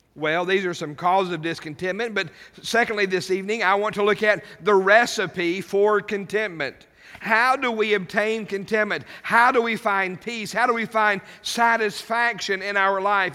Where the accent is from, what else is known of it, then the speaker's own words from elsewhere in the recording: United States; as an American citizen